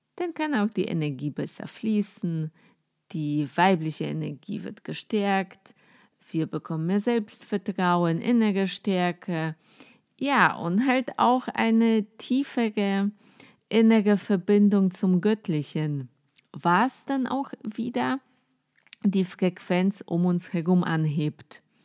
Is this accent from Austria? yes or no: no; Poland; German is a second language; moved away as an adult; now in Germany; Ich komme aus Polen, ähm, wohne jetzt seit ungefähr zehn Jahren in Deutschland